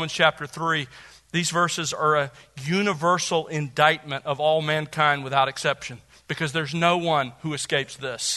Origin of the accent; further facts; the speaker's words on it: Gulf Coast, United States; I grew up on the Gulf Coast